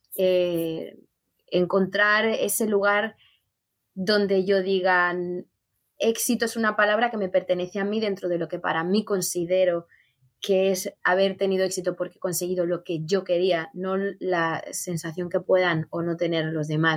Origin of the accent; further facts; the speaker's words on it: Spain; yo como española